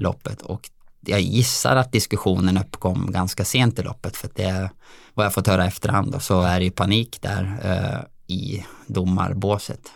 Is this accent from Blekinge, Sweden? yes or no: no; Dalarna County, Sweden; also born or lived in Alingsås area; now in Alingsås, Sweden; jag är ju från Dalarna